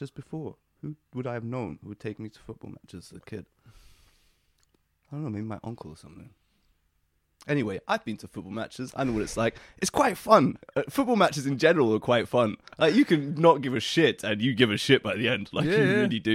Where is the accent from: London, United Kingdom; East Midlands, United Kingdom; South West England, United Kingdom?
London, United Kingdom; also born or lived in Toronto; I am a proper Londoner. I wasn't actually even born here, but I'm one of you.